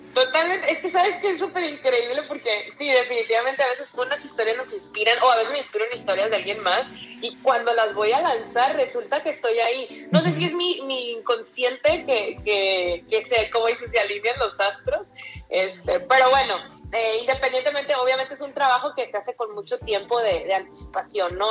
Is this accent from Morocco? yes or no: no; Mexicali, Baja California, Mexico; yo amo Tijuana, soy de Mexicali, pero amo Tijuana